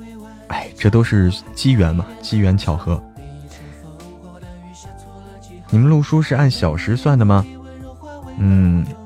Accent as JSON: {"language": "Chinese", "region": "Hebei", "country": "China", "moved": "yes", "lives_now": "Chengdu, China", "said": "我不是成都的，我是河北的，河北的。"}